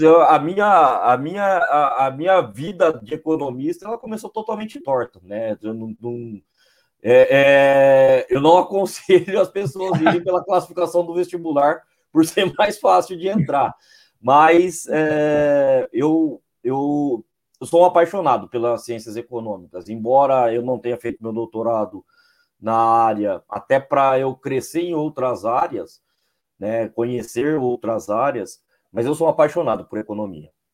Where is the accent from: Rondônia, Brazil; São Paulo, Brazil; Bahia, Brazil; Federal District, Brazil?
São Paulo, Brazil; interior of São Paulo state, Brazil; eu sou do interior daqui do estado de São Paulo